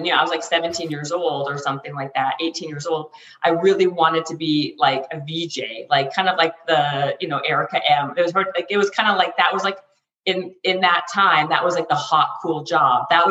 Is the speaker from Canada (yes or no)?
yes; Canada; now in Los Angeles, United States